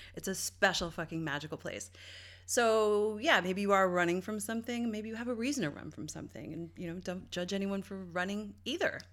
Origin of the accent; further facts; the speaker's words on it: St. John's, Newfoundland and Labrador, Canada; moved away; my hometown, uh, and all the East Coast, but Newfoundland specifically and Saint John's